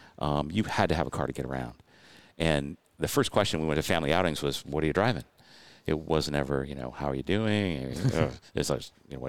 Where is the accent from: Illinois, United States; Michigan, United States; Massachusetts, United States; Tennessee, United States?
Michigan, United States; Detroit; moved away; I was born in Detroit, north of Detroit